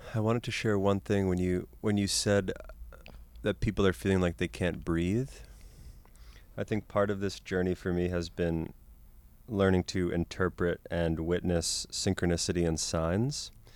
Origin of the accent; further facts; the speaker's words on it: Boston, Massachusetts, United States; moved away; also born or lived in Cameroon; growing up in Boston